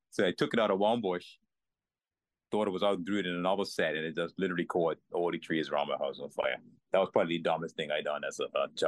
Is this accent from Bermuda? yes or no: yes; Bermuda; born in Berea, yeah, in Bermuda. Been so, there all my life.